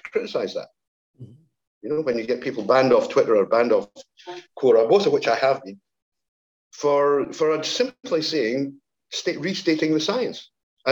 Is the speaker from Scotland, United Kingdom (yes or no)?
yes; Scotland, United Kingdom; I'm Scottish